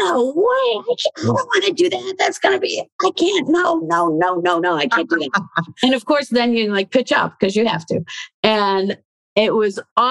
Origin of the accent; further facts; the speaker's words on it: Chicago, Illinois, United States; moved away as an adult; also born or lived in Australia; I grew up in Chicago in an urban setting